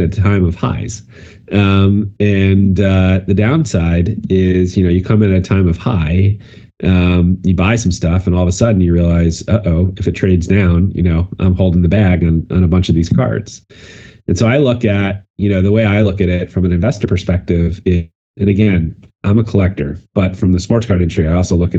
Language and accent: English; White Plains, New York, United States; I lived in White Plains as I grew up